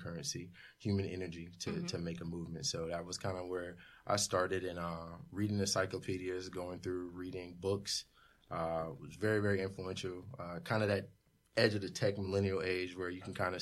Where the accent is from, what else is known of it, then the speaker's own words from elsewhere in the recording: Fayetteville, North Carolina, United States; growing up in Fayetteville, North Carolina